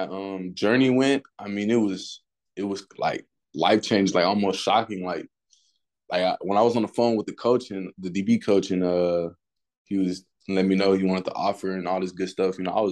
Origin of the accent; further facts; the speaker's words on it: Houston, Texas, United States; I'm from Houston, Texas, but really, I've really been moving around like all my life. My stepdad was in the military, so we did a lot of moving from state to state.